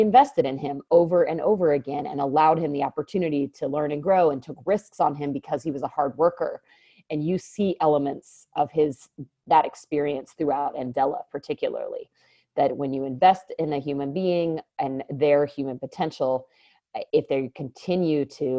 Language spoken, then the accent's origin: English; United States; my brother and I growing up in the United States